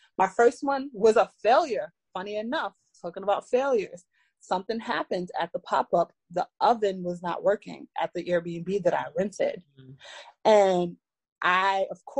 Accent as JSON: {"language": "English", "town": "New York City", "region": "New York", "country": "United States", "tie": "born or raised there", "said": "I'm from Brooklyn, New York. I'm born and raised here and lived here all my life"}